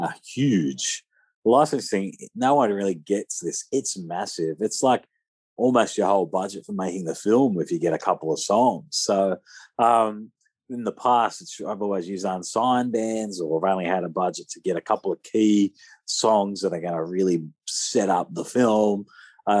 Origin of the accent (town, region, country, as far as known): Australia; accent: Aussie